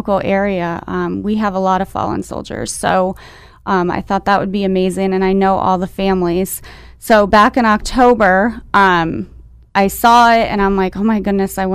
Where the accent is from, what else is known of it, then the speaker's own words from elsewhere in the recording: Tunkhannock, Pennsylvania, United States; I'm from Tunkhannock, so I've lived there for the last 25 years